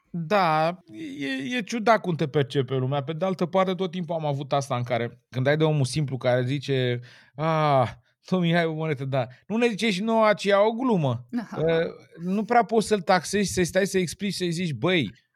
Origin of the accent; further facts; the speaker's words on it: Romania; am crescut lângă Dunăre